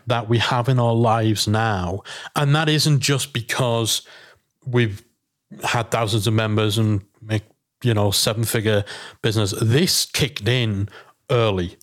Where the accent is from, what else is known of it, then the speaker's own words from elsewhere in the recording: England, United Kingdom; we're English